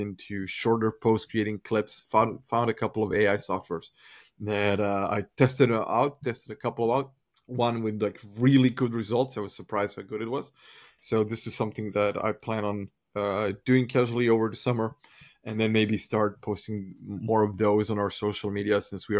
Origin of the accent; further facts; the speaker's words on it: Croatia; because I come from Croatian coffee culture, I would grab my team and take them out for coffee.